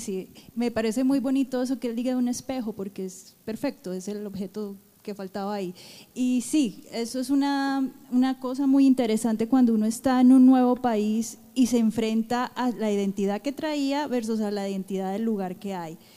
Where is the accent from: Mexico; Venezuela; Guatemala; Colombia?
Colombia; now in United States; Como colombianos nosotros tenemos nuestra identidad